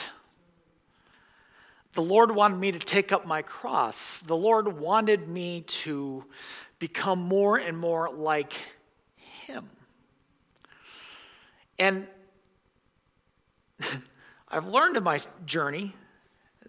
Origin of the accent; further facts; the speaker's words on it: United States; American Christians